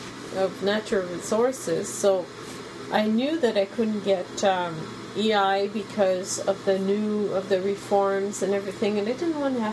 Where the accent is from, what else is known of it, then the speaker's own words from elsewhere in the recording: Canada; I'm from Canada.